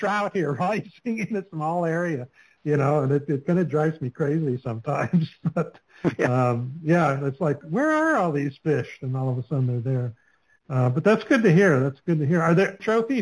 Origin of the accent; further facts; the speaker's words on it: Alaska, United States; moved away; I grew up in Alaska